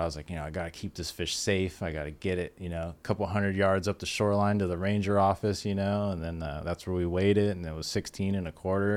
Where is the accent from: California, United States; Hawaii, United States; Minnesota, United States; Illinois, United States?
California, United States; San Diego; I grew up in Ocean Beach, right there next to Point Loma.